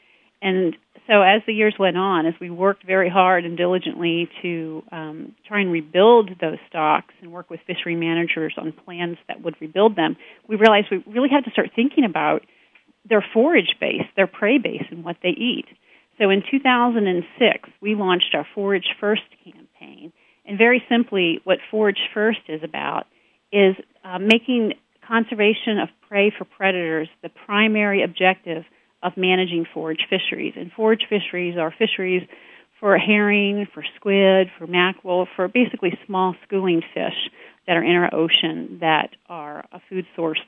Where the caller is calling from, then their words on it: Leesburg, Virginia, United States; I am calling from sunny Leesburg, Virginia today.